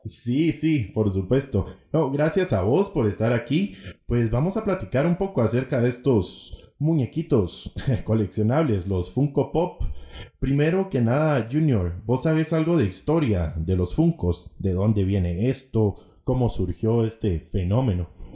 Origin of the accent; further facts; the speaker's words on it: Guatemala; en mi bello país de Guatemala